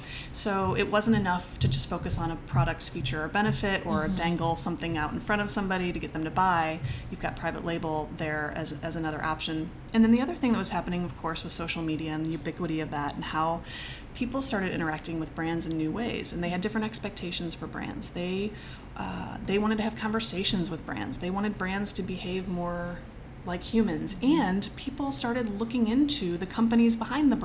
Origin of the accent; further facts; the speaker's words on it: St. Louis, Missouri, United States; I'm from St. Louis